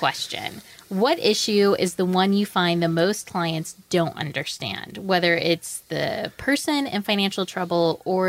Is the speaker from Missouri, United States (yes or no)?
yes; West Plains, Missouri, United States; I'm from West Plains